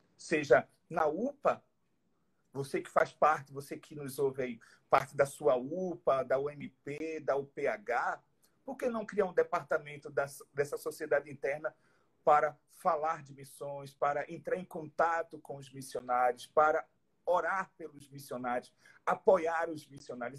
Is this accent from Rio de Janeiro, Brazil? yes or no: no; Recife, Pernambuco, Brazil; also born or lived in Acre; now in São Paulo, Brazil; apesar de ser recifense, aqui em São Paulo o pessoal me chama de acreana